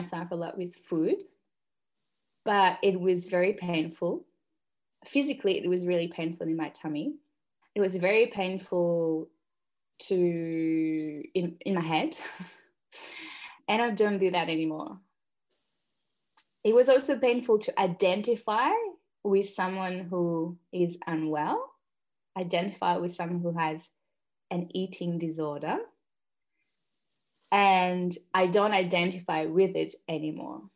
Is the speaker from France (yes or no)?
yes; northern France, France; moved away as an adult; now in Australia; I'm French and Australian. I'm Franco-Australienne. And I'm currently on the land on which I grew up in Northern France